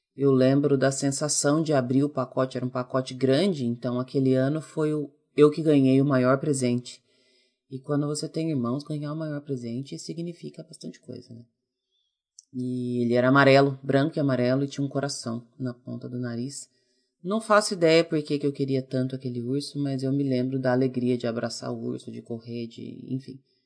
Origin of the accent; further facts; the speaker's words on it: Ourinhos, São Paulo, Brazil; moved away; also born or lived in Santos; Eu sou nascida em Santos, mas eu me mudei muito, muito bebê para Ourinhos, que é a cidade onde meus pais moram até hoje, e a gente morou em duas casas lá